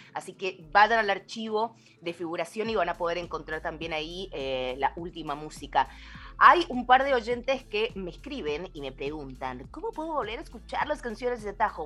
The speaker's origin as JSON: {"language": "Spanish", "region": "Mendoza", "country": "Argentina", "said": "mi tierra mendocina"}